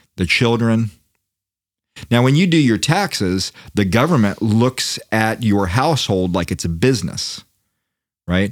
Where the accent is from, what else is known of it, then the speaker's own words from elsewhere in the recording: Daytona Beach, Florida, United States; I'm from Daytona Beach